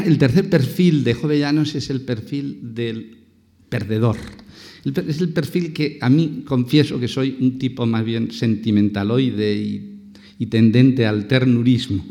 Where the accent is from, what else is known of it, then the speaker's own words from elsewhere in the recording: Valencian Community, Spain; soy valenciano